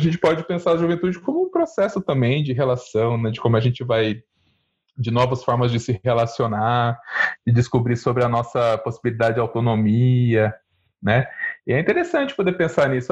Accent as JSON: {"language": "Portuguese", "town": "Mirassol", "region": "São Paulo", "country": "Brazil", "tie": "born or raised there", "moved": "yes", "said": "da minha juventude no interior de São Paulo. Eu sou de Mirassol, uma cidade também pequena, né, em São Paulo"}